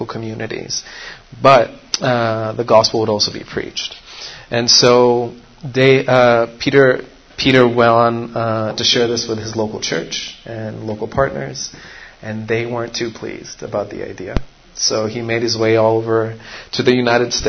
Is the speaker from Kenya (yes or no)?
yes; Kitui, Kitui County, Kenya; that actually is my hometown in Nairobi, called in Kenya, called Kitui.